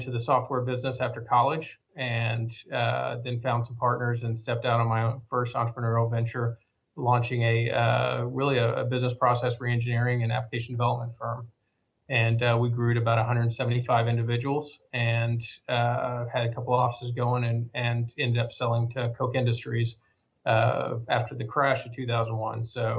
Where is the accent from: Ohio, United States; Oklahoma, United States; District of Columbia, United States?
Oklahoma, United States; now in Dallas, United States; I've been here for over 41 years, so I think I'm fully transplanted from Oklahoma.